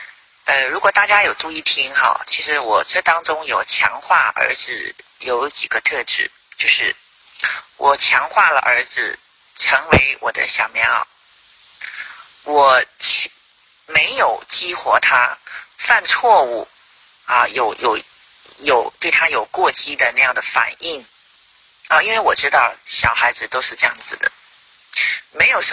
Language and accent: Chinese; Qingdao, Shandong, China; 谢谢大家，我是来自青岛的